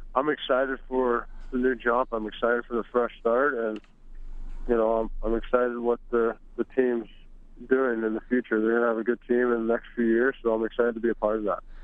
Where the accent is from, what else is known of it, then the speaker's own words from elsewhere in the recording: St. Louis, Missouri, United States; I uh, grew up in St. Louis